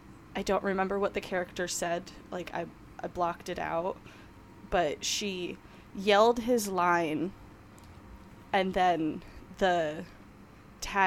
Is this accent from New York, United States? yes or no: yes; New York, United States; I'm from New York.